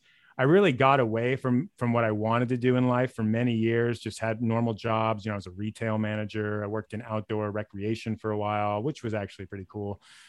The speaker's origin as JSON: {"language": "English", "town": "Los Angeles", "region": "California", "country": "United States", "tie": "born or raised there", "also_born_or_lived": "Sonoma", "said": "A little about me, I grew up in LA in the San Fernando Valley, like North Hollywood, Sherman Oaks, for anyone who knows that region. Went to college in Sonoma State in Northern California, kind of ended up staying there for a long time."}